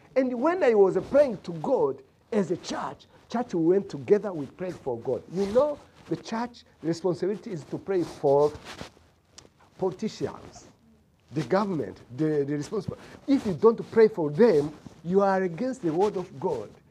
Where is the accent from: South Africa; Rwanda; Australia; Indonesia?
Rwanda; moved away as an adult; now in United States; I am from Rwanda.